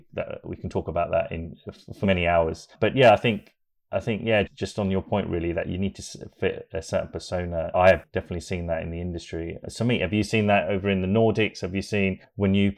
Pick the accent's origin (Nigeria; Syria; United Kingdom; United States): United Kingdom; Hertfordshire, East of England; born in the UK, just outside of London, a little place in Hertfordshire